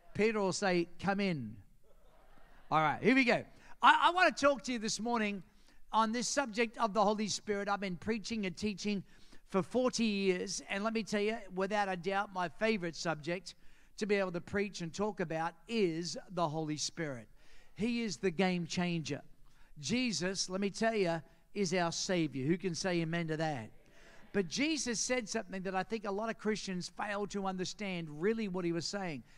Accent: Australia; accent: Australian; moved away; as soon as I open my mouth, say, Where are you from? And I say, Australia

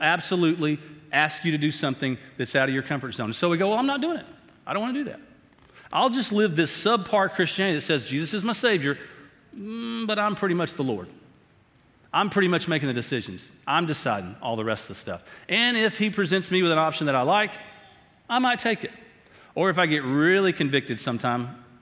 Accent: Tyler, Texas, United States; I grew up over in Tyler

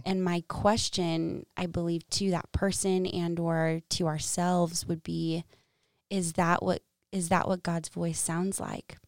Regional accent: Dallas, Texas, United States; moved away as an adult; also born or lived in Arkansas / San Francisco, California; now in Ames, Iowa, United States; I'm originally from Texas, Dallas, and I went to the University of Arkansas

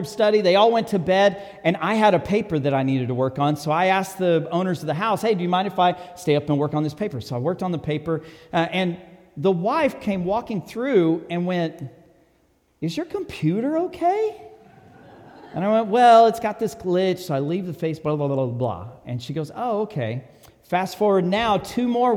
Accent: Texas, United States; I'm from Texas

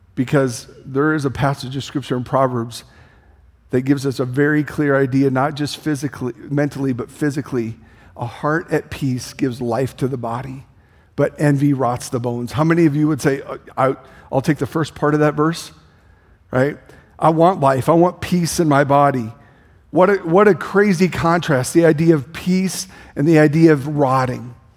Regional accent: Denison, Iowa, United States; I grew up in Denison, Iowa.

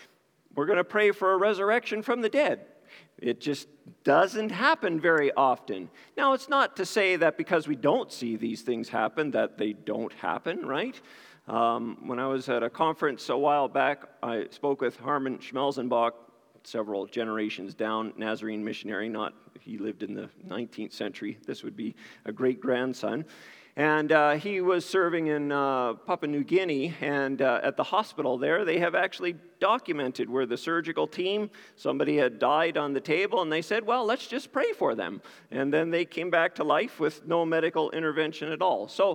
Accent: New Glasgow, Nova Scotia, Canada; moved away; I grew up in New Glasgow, Nova Scotia

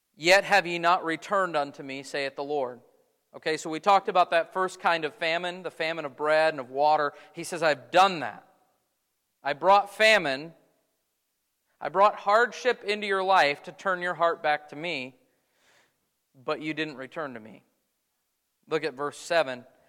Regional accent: United States; American Christians living in the twenty-first

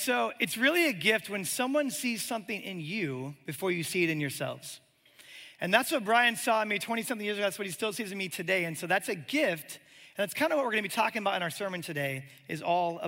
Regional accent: Omaha, Nebraska, United States; moved away as an adult; also born or lived in Birmingham, Alabama; I'm from Omaha, Nebraska

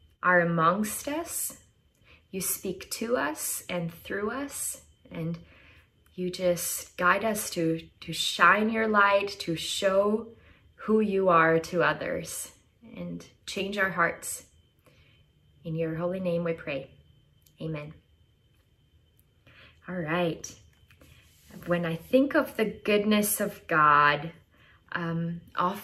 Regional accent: Albania; moved away as an adult; also born or lived in Oregon; I am originally from Albania, Europe. It's a small country right in the middle of Greece and Italy. And I grew up, I was born and raised there

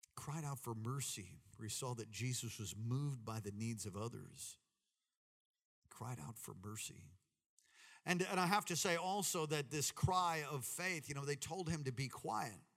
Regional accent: Long Island, New York, United States; I grew up in Long Island, New York

